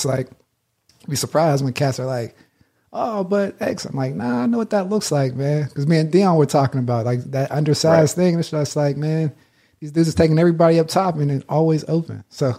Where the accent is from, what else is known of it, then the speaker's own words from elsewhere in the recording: East Coast, United States; I'm from the East Coast and I'm in, I don't know, New Mexico or something. It's just like different beyond that.